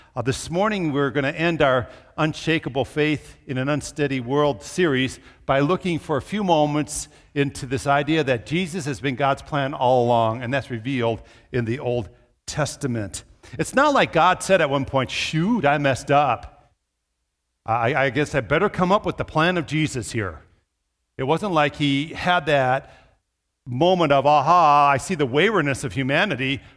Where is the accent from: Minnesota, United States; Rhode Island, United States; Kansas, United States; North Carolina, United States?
Minnesota, United States; moved away; also born or lived in southern Iowa / Brookings, South Dakota; I grew up in Minnesota